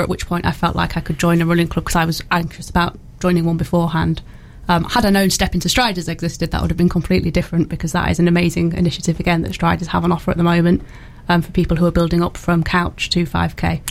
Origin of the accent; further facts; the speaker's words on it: Hull, Yorkshire and the Humber, United Kingdom; now in Newark, United Kingdom; I'm from Hull originally, so I moved to Newark uh, back in 2010 now